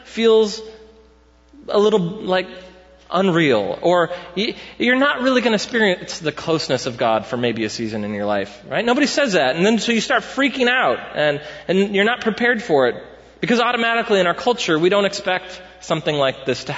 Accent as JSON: {"language": "English", "country": "United States", "said": "as Americans"}